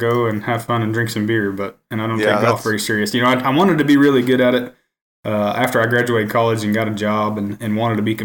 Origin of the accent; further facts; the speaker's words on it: Hammond, Oklahoma, United States; I grew up in Hammond, Oklahoma. It's a really small town, far western Oklahoma, just north of Elk City